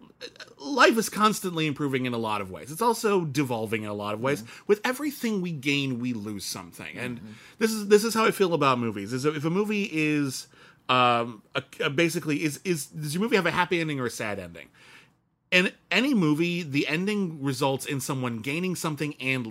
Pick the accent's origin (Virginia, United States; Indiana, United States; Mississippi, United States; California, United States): California, United States; Pasadena; where I grew up in Pasadena